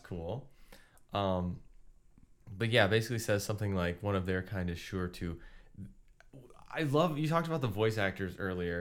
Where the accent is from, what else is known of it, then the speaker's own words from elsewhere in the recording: United States; as an American raised in a Christian household